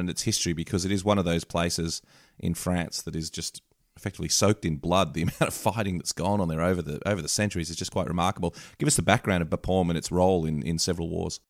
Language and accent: English; Australia; as an Aussie